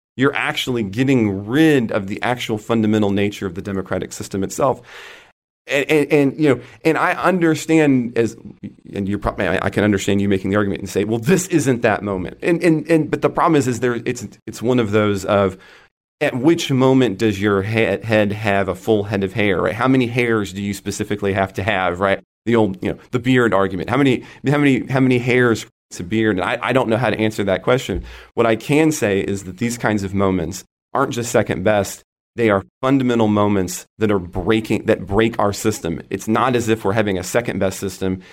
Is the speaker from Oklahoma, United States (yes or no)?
yes; Oklahoma, United States; out here in my home state of Oklahoma